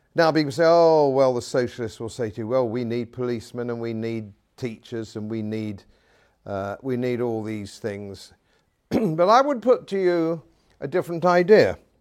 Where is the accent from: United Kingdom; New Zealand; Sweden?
United Kingdom; England; Being an Englishman, uh, in, in modern Britain